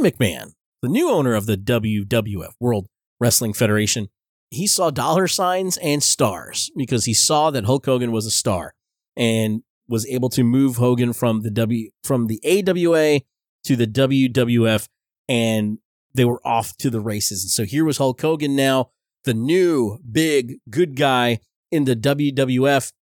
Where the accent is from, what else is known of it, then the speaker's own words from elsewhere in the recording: Belleville, New Jersey, United States; I grew up in Belleville, New Jersey